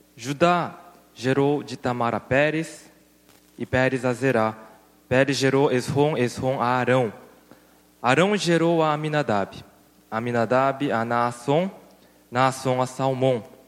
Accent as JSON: {"language": "Portuguese", "country": "Brazil", "tie": "born or raised there", "said": "eu cresci no Brasil e meus olhinhos puxados"}